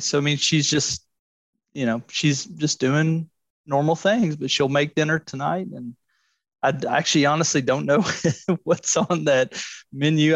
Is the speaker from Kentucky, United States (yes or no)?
yes; Louisville, Kentucky, United States; I'm from Louisville originally, um, and I grew up playing